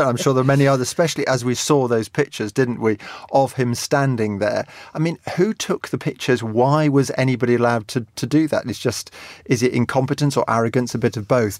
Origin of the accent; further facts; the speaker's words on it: England, United Kingdom; I'm English